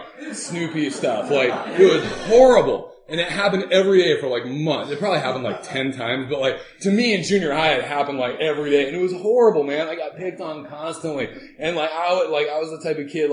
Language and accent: English; Southern California, United States; also born or lived in Oregon; I was born in Oregon, and we lived there until I was seven, and then moved down to Southern California and hung out there.